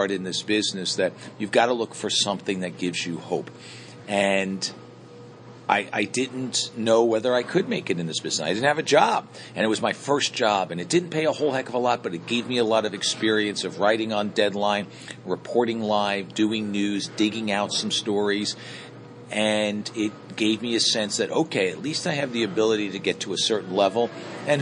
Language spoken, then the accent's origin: English; Middlesex County, New Jersey, United States; I'm from Middlesex County, so it was in my backyard. I had been listening to WCTC growing up